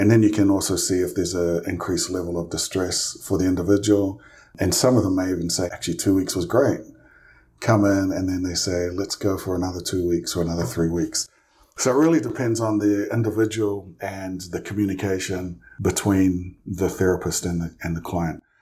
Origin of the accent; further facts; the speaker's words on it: New Zealand; moved away as an adult; also born or lived in Provo, Utah; now in United States; I'm from New Zealand. Um, originally, I grew up there for, uh, gosh, the first twenty-one years of my life